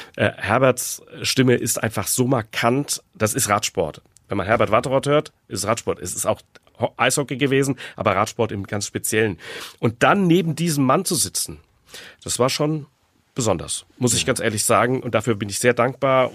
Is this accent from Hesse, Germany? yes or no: yes; Frankfurt am Main, Hesse, Germany; ich bin aufgewachsen im Frankfurter Stadtteil Hausen